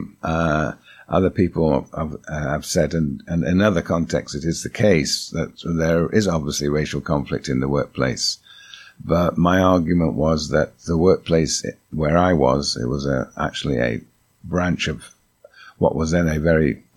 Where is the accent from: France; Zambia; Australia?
Zambia; moved away as an adult; also born or lived in Chicago; I was brought up in Zambia